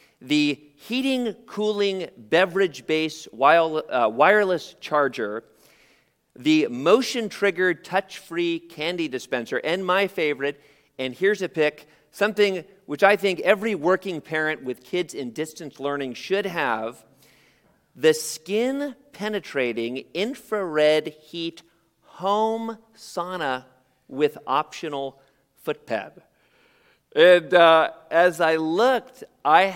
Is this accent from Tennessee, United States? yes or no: no; San Jose, California, United States; born or raised there